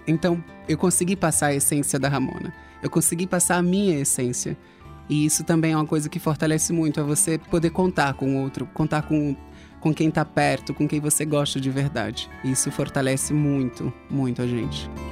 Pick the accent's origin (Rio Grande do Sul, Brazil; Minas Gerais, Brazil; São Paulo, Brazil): São Paulo, Brazil; also born or lived in Natal, Rio Grande do Norte, Brazil; Quando eu tinha 7, 8 anos, eu tive um problema de saúde e vim para São Paulo